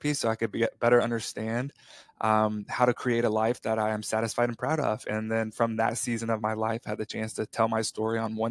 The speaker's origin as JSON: {"language": "English", "town": "Perryton", "region": "Texas", "country": "United States", "tie": "born or raised there", "moved": "as an adult", "said": "I was raised in Perryton, Texas, up there at the top of the state"}